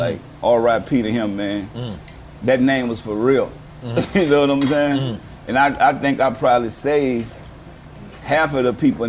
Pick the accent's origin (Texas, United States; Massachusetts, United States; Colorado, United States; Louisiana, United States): Louisiana, United States; New Orleans; Man, I grew up in the Galileo project.